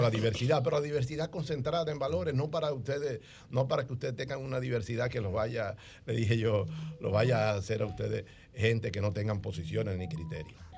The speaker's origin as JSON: {"language": "Spanish", "region": "Monte Cristi", "country": "Dominican Republic", "moved": "yes", "said": "vine de Montecristi, la línea noroeste, la tierra de historia"}